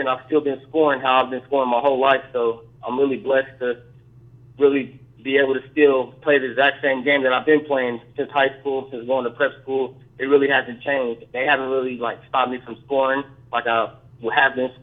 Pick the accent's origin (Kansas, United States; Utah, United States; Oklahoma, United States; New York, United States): Kansas, United States; Topeka; moved away; I'm from Topeka, Kansas